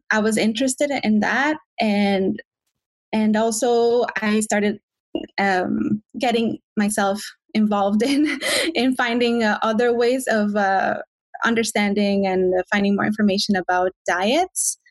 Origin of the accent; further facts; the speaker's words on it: Mexico; moved away as an adult; also born or lived in Ontario, Canada; now in Vancouver, Canada; I am originally from Mexico